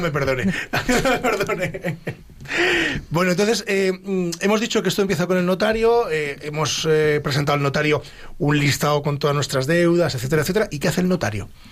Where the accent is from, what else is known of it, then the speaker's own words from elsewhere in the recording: Ávila, Castile and León, Spain; Somos medio paisanos porque yo soy de Ávila